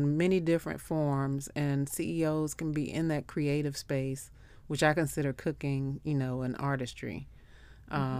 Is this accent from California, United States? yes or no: no; Memphis, Tennessee, United States; I'm from Memphis, so you know